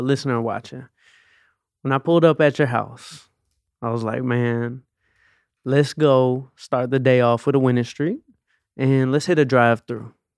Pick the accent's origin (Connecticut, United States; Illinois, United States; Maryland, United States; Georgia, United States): Georgia, United States; Atlanta; I grew up in Atlanta.